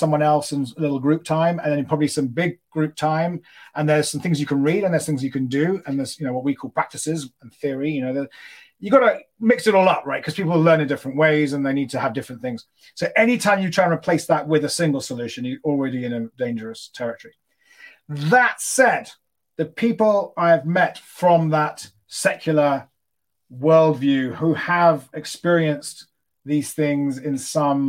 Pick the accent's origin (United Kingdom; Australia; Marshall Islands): United Kingdom; London; moved away as an adult; now in Los Angeles, United States; I grew up in London, which is probably the most secular city you could imagine living